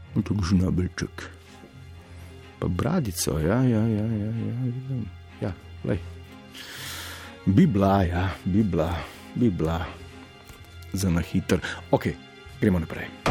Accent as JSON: {"language": "Slovenian", "country": "Slovenia"}